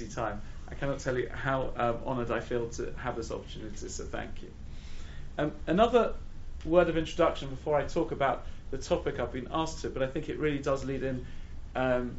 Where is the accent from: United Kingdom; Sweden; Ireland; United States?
United Kingdom; London; also born or lived in Israel / Gateshead; I grew up in London